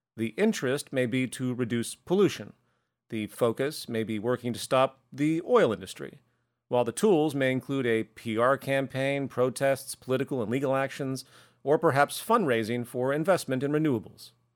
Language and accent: English; the South of the US, United States; I grew up in the South of the U S